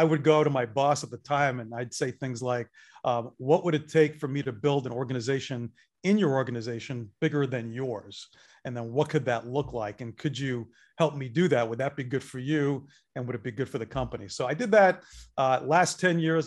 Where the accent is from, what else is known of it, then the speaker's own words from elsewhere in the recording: Northeast, United States; now in Atlanta, United States; I am a Northeast transplant